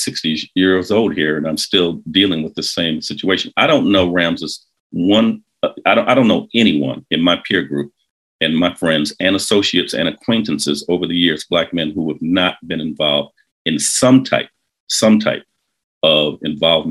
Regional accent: Detroit, Michigan, United States; I grew up in Detroit, keep in mind, like in the 1960s, 1970s

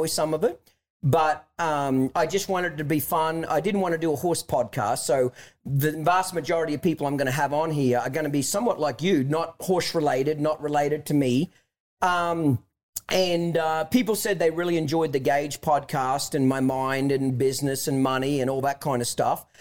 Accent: Australia; moved away as an adult; now in United States; I'm from Australia originally, moved here in 1997

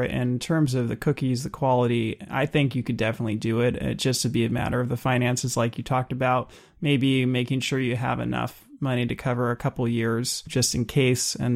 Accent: California, United States

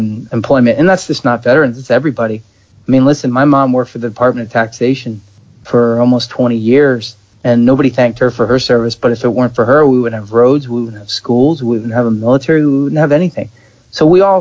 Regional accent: outside of Philadelphia, Pennsylvania, United States; I grew up outside of Philadelphia.

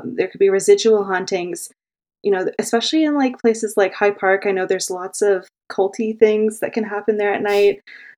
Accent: Oakville, Ontario, Canada; now in Toronto, Canada; I was born and raised in Oakville, so I would sneak in and say I'm from Toronto too until I moved out

